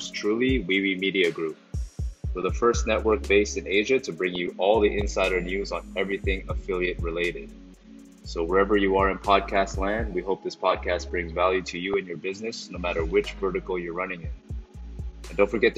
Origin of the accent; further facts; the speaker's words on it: Toronto, Ontario, Canada; moved away as an adult; now in Bangkok, Thailand; I was born and raised in Toronto, Canada, and now based in Bangkok.